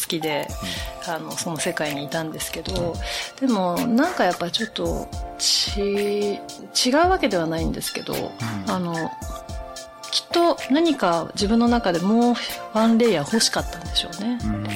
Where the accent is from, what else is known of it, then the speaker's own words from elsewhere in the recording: Shimoda, Shizuoka, Japan; moved away as an adult; 静岡県の下田市という伊豆半島の東側ですね